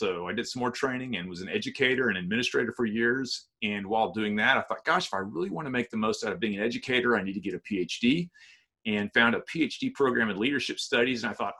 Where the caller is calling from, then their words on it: Texas, United States; Yeah, I'm in East Texas.